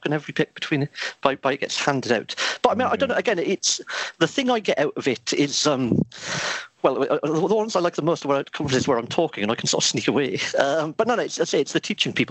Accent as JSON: {"language": "English", "town": "Newcastle upon Tyne", "region": "North East England", "country": "United Kingdom", "tie": "born or raised there", "said": "born and bred in Newcastle."}